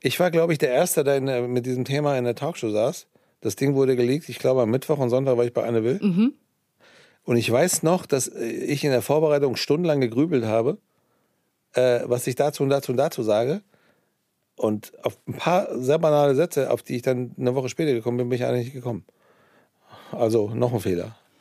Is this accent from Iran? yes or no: yes; Iran; also born or lived in Hesse, Germany; now in Germany; ich bin ja im Iran aufgewachsen